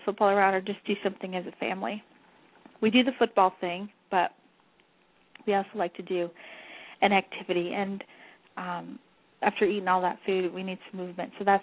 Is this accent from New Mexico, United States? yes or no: yes; New Mexico, United States; moved away; Because I'm, you know, Spanish. I'm from New Mexico.